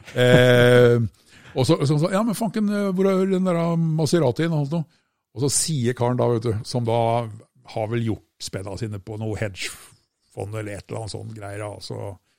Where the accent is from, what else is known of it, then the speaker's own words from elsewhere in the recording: Østfold, Norway; Jeg er jo fra Østfold, da. ikke sant? Vi bor nede i tommeltotten av Norge